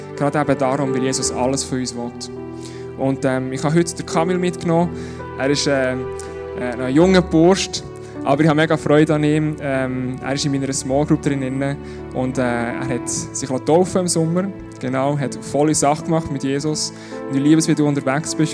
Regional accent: Switzerland; bei uns in der Schweiz

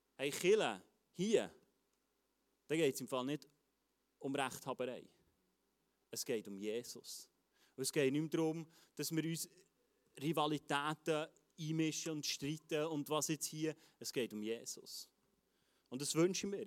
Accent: Switzerland; als Schweizer

